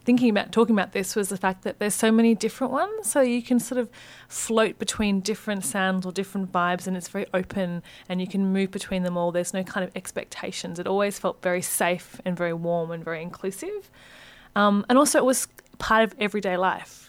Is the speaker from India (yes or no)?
no; Hong Kong; also born or lived in Australia; now in Sydney, Australia; I grew up in Hong Kong